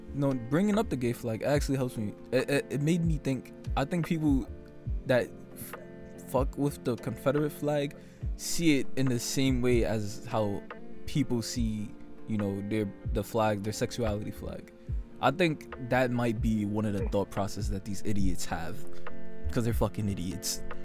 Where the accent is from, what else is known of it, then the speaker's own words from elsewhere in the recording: Jamaica; as a Jamaican guy